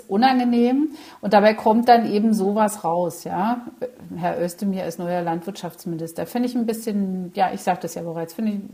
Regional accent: East Germany, Germany; oder vielleicht auch als Ostdeutsche sehe ich das, ja.

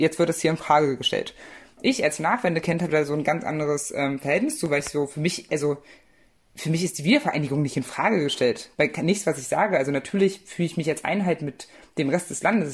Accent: Saxony, Germany; dann werde ich niemals leugnen, dass ich aus Sachsen komme. Ich bin Sachse, aber ich bin Deutscher. Ähm, ich denke aber, dass ich nicht da wäre, wo ich heute bin, wenn ich nicht im Osten aufgewachsen wäre.

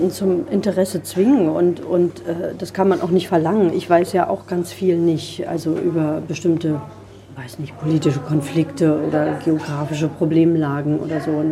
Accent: Eggesin, Mecklenburg-Vorpommern, Germany; wo ich aufgewachsen bin und dann geht im Osten natürlich ein, so ein Aha-Moment los oder so ein Raunen durch die Reihen und im Westen schweigt man, weil eben niemand weiß, was

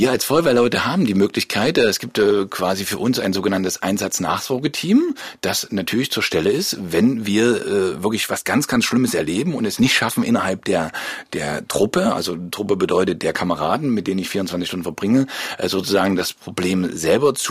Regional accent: Leipzig, Saxony, Germany; Ja, das ist Heimat hier. Also mein, ich bin hier groß geworden in Leipzig, meine Eltern leben noch hier und das war Anlass genug, auch

